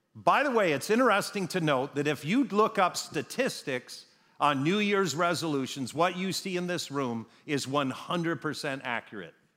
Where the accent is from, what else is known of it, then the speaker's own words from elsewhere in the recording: Wisconsin, United States; moved away; I grew up in Wisconsin